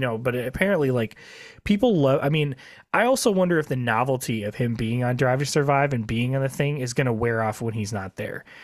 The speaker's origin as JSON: {"language": "English", "region": "Midwest", "country": "United States", "said": "we're from the Midwest"}